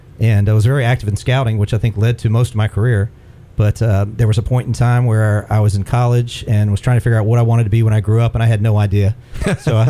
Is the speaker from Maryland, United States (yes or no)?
yes; Silver Spring, Maryland, United States; moved away; also born or lived in Atlanta / Chattanooga; I grew up in Silver Spring, Maryland